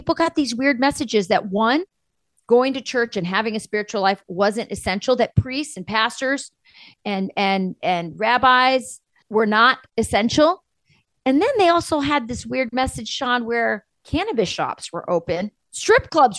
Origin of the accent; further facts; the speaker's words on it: Spain; It does remind me of Christmas because growing up in Spain, they did that.